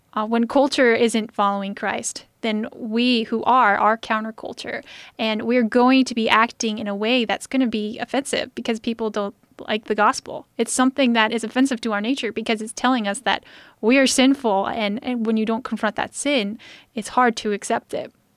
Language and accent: English; United States; As an American, I'm very comfortable with where I live